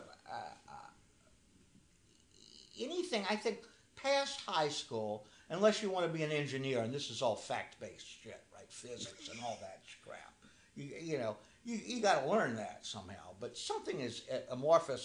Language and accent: English; New Orleans, Louisiana, United States; I grew up in New Orleans